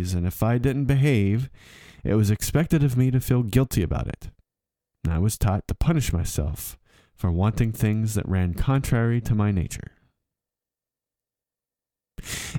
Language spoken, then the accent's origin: English; southwestern Pennsylvania, United States; moved away as an adult; also born or lived in Germany; my southwestern Pennsylvania experience was an echo of three or four generations past